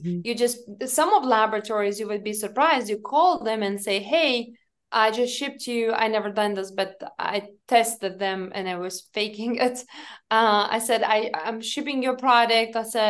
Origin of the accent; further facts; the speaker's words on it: Lithuania; English is a second language; now in United States; I told them I'm from Lithuania, and they assumed I live in Lithuania.